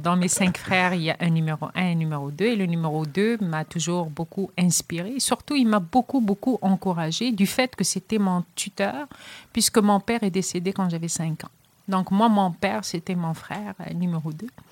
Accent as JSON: {"language": "French", "town": "Casablanca", "region": "Casablanca-Settat", "country": "Morocco", "tie": "born or raised there", "also_born_or_lived": "Rennes, France / Montreal, Canada / Quebec City, Canada", "moved": "as an adult", "lives_now": "Trois-Rivières, Canada", "said": "je suis originaire du Maroc, je suis casablancaise d'origine"}